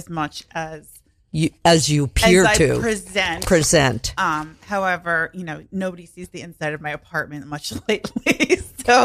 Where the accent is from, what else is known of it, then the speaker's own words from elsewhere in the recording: Long Island, New York, United States; I grew up on Long Island.